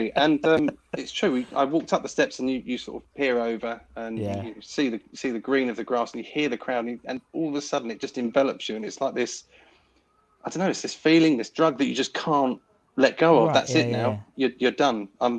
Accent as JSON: {"language": "English", "town": "Bromley", "region": "London", "country": "United Kingdom", "said": "So I had a clear choice because I'm from Bromley in South East London, I suppose you'd call it."}